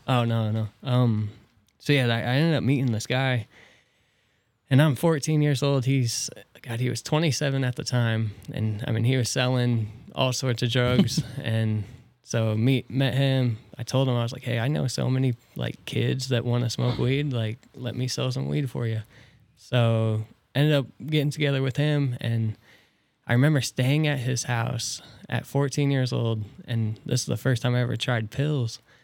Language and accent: English; Tilden, Nebraska, United States; also born or lived in Norfolk, Nebraska / Columbus, Nebraska / Neligh, Nebraska; born in Norfolk, raised in Tilden